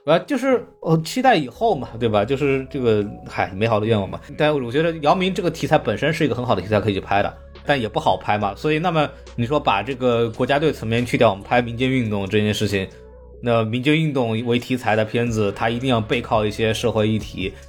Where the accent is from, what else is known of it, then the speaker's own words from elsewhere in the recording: China; 我们中国人